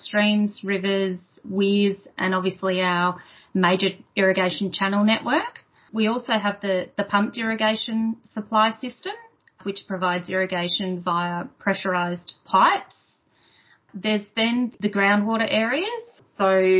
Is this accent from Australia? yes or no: yes; Tatura, Victoria, Australia; I grew up on a dairy farm just in the Goulburn Valley here, just out of Tatura